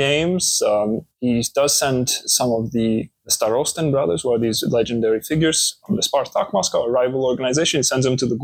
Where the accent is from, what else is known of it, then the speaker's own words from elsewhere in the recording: Marseille, Provence-Alpes-Côte d'Azur, France; moved away; also born or lived in Russia; I'm from Marseille, France, born to a Dutch-German mother and a Mexican father